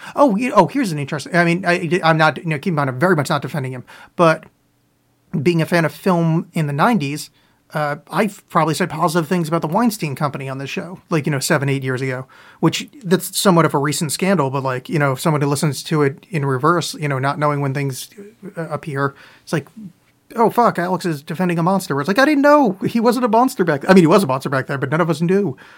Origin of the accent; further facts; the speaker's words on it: Canada; I'm from Canada now, I say